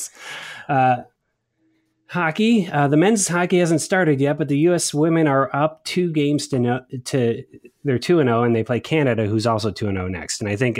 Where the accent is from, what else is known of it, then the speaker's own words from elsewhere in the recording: suburb next to Rocky River, Ohio, United States; Red Gerard, originally from Rocky River, Ohio, one suburb over from where I grew up.